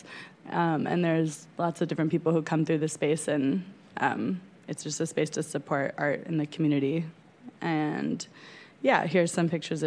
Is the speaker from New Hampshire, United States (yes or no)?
no; San Francisco, California, United States; I grew up in San Francisco in the Mission, and I have lived here my whole life